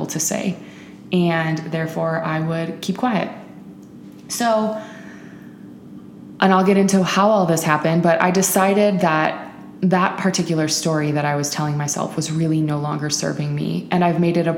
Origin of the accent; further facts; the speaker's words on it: Midwest, United States; also born or lived in Milwaukee; I'm a Midwesterner living in Milwaukee